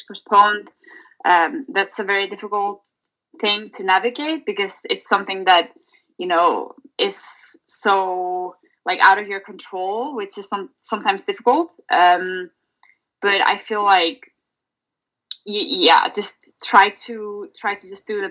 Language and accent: English; Reykjavik, Capital Region, Iceland; moved away as an adult; I'm currently in Reykjavik, Iceland. So that's my hometown here in Iceland